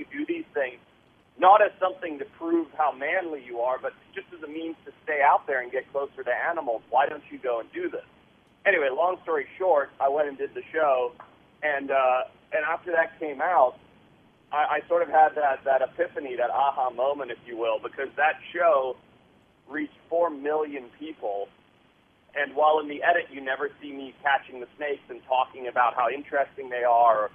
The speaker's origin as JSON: {"language": "English", "country": "Zimbabwe", "tie": "born or raised there", "moved": "yes", "said": "I grew up in Southern Africa"}